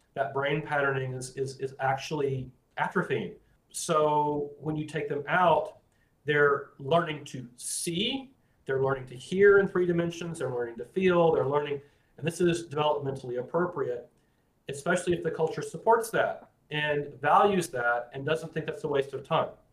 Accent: Florida, United States; I grew up in Florida

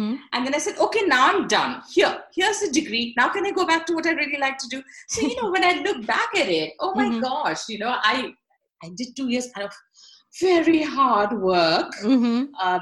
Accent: Mumbai, Maharashtra, India; also born or lived in Karnal, Haryana; I wasn't born in Bombay. I was born in Haryana, in a place called Karnal. Yes. But I was just about a year and a half when we moved to Bombay. So I call myself a Bombay girl

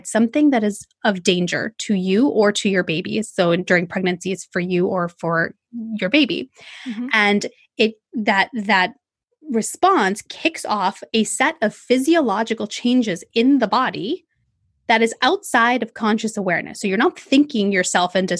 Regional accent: Bay Area, California, United States; I am from the Bay Area in California, born and raised here, never left

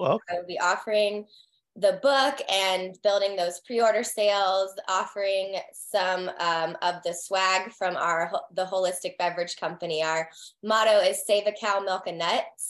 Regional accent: the Carolinas, United States; moved away as an adult; also born or lived in Texas; now in Raleigh, United States; I'm from the Carolinas.

